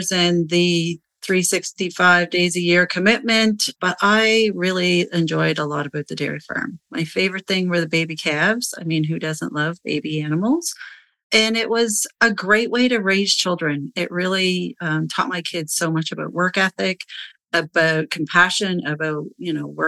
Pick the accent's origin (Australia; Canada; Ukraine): Canada; Nova Scotia; I'm from the East Coast of Canada in beautiful Nova Scotia